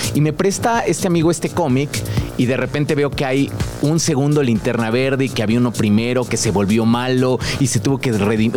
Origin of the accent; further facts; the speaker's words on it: Querétaro, Mexico; also born or lived in San Miguel de Allende, Guanajuato; llevo viviendo en Querétaro, llevo como 18 años viviendo allá.